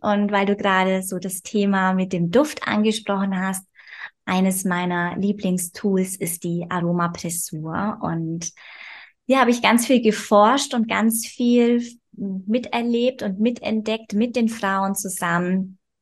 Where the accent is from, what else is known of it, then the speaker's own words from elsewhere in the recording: Bavaria, Germany; ich komme aus Bayern, aus lebe auf dem Land mit meinem Mann.